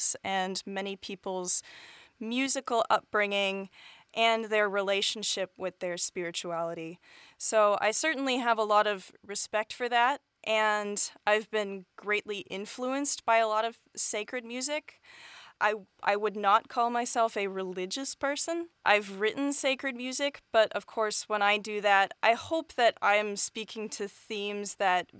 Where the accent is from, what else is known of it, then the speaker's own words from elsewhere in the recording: Bainbridge Island, Washington, United States; I'm from Bainbridge Island, Washington, which is an island in Puget Sound near Seattle.